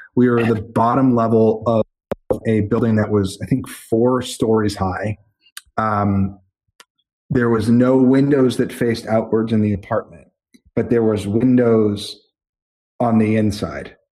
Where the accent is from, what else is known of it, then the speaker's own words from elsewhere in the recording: Methuen, Massachusetts, United States; moved away as an adult; also born or lived in Boston / Los Angeles / Spain; I'm 18 years of Methuen plus four years of Boston plus 10 years